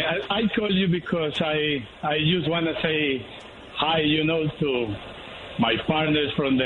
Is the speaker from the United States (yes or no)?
no; Colombia; English is a second language; moved away; I'm from Colombia. My English is not very well, you know.